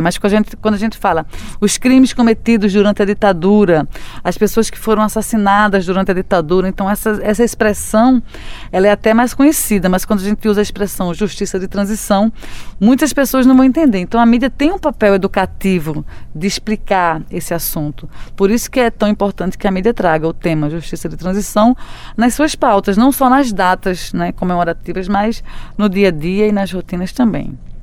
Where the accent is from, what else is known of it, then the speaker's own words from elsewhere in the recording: Brazil; nossas vidas enquanto brasileiros